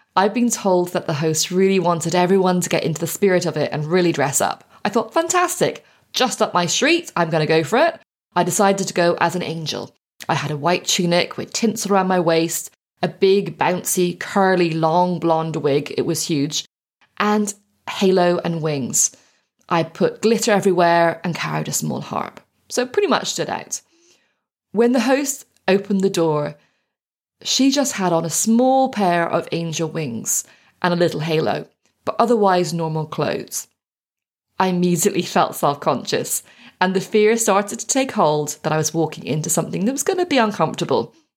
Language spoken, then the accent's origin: English; Ireland; Growing up in Ireland